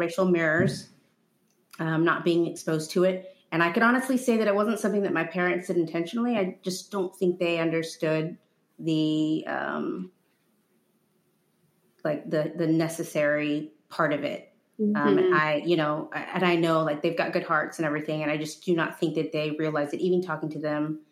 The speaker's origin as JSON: {"language": "English", "town": "Houston", "region": "Texas", "country": "United States", "tie": "born or raised there", "also_born_or_lived": "Quito, Ecuador / Trinidad and Tobago", "said": "I grew up in Houston"}